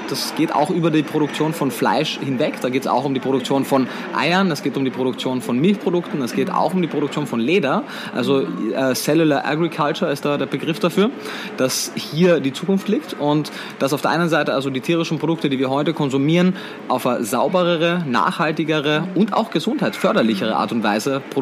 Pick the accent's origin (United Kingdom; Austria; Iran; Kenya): Austria; now in Berlin, Germany; wie man wahrscheinlich ab dem ersten Moment hört, bin ich Österreicher, bin geboren, aufgewachsen in Österreich, ähm, habe meinen Lebensmittelpunkt mittlerweile aber in Berlin in Deutschland